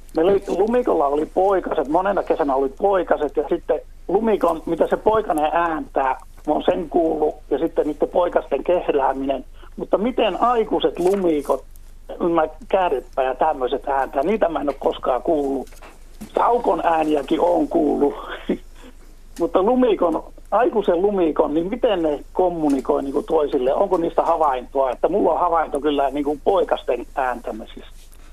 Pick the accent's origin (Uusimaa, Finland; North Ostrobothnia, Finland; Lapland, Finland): North Ostrobothnia, Finland; Utajärvi; now in Oulu, Finland; Oulussa asun, mutta Utajärveltä kotosi